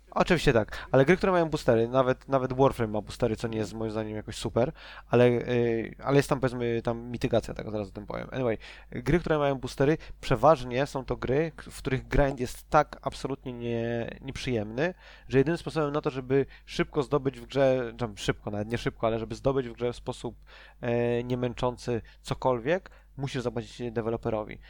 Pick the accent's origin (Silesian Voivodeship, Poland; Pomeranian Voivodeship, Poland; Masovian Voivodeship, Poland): Silesian Voivodeship, Poland; Częstochowa; ja jestem z Częstochowy